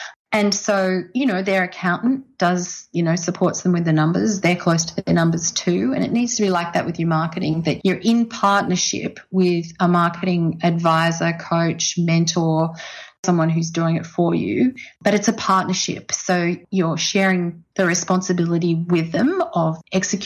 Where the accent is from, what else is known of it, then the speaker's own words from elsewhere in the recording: Canberra, Australian Capital Territory, Australia; moved away as an adult; I grew up in Canberra